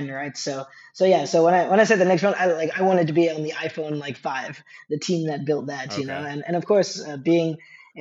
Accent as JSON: {"language": "English", "region": "New York", "country": "United States", "also_born_or_lived": "Silicon Valley", "moved": "as an adult", "lives_now": "Denmark", "said": "I'm from New York"}